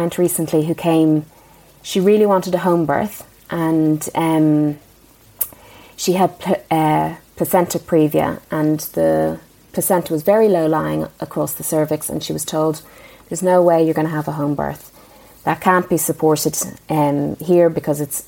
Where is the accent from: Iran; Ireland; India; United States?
Ireland; moved away; growing up in Ireland